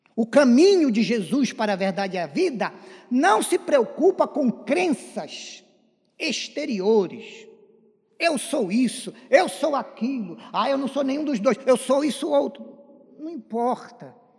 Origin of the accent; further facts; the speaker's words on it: land of the Círio de Nazaré, Pará, Brazil; moved away; a nossa igreja de Nossa Senhora de Nazaré, lá da minha terra